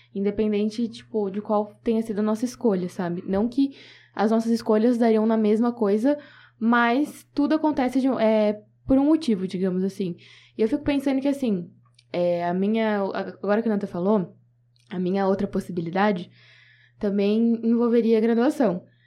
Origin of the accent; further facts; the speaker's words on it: Bauru, São Paulo, Brazil; eu sou daqui de Bauru, tenho minha família aqui.